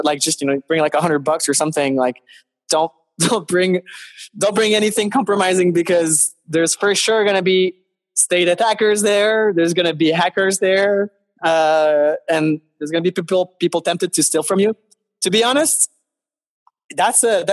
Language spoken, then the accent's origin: English; Montreal, Quebec, Canada; I live in Canada. I'm from Montreal.